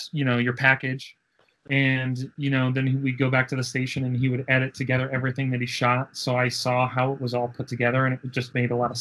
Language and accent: English; Denver, Colorado, United States; we're from Denver